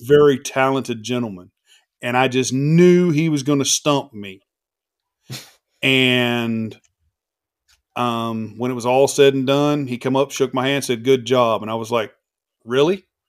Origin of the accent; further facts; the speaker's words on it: the South, United States; I'm a Southern boy